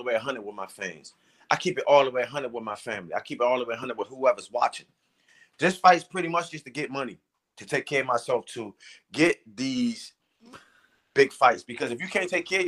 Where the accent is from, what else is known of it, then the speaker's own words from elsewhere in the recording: Washington, District of Columbia, United States; here in D.C. in front of my hometown.